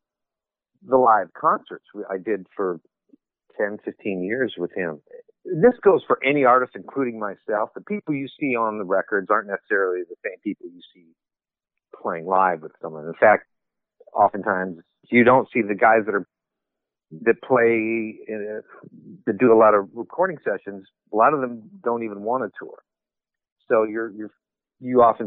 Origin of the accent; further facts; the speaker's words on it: Illinois, United States; moved away as an adult; also born or lived in Los Angeles; I grew up in Illinois, and I moved to Los Angeles after college in the mid-80s.